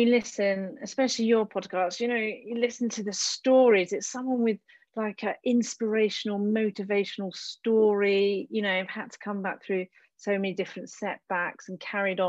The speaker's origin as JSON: {"language": "English", "country": "United Kingdom", "moved": "yes", "lives_now": "France", "said": "I'm a British girl from, well, you know, a land of no snow"}